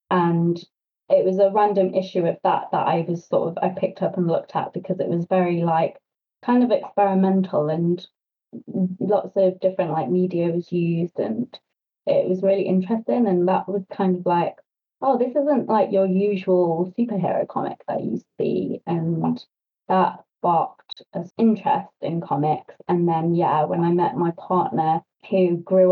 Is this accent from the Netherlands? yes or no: no; Nottingham, East Midlands, United Kingdom; moved away as an adult; now in High Wycombe, United Kingdom; I'm actually from Nottingham originally